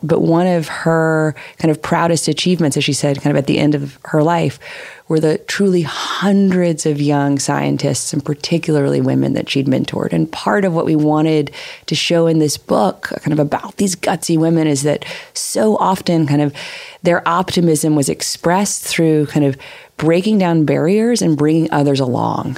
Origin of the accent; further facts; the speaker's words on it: Little Rock, Arkansas, United States; when I was growing up in Little Rock